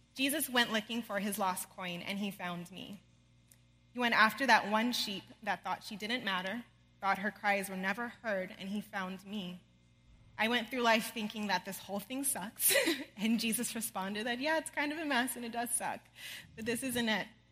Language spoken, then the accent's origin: English; outside of Los Angeles, California, United States; I grew up outside of Los Angeles, California, with amazing parents